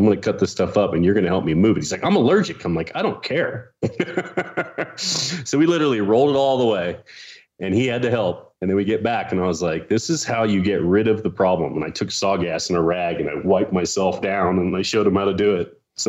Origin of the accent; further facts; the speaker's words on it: Pennsylvania, United States; moved away; I grew up in Pennsylvania on a farm